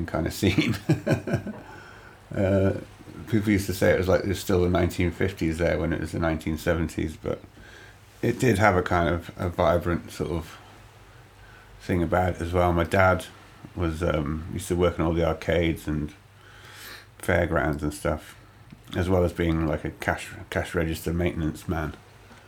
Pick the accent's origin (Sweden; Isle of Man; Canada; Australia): Isle of Man; Douglas; moved away; also born or lived in Andover, England / Tidworth, England / London, England; I grew up on a small island where they still used to flog people when I was young.